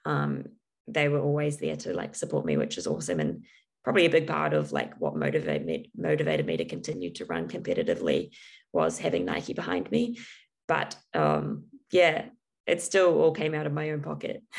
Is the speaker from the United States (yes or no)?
no; New Zealand; growing up in New Zealand